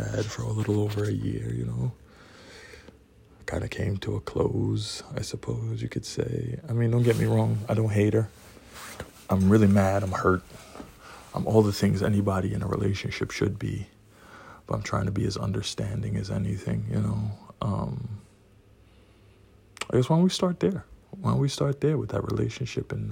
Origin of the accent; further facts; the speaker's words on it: Trinidad & Tobago; now in New York City, United States; I'm from Trinidad. Live in New York City.